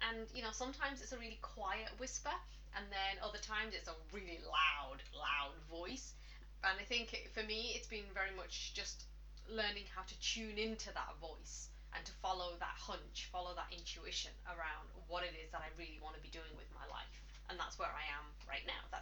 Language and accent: English; England, United Kingdom; now in Ireland; well, I'm English, uh, but I've lived in Ireland for the last 16 years now.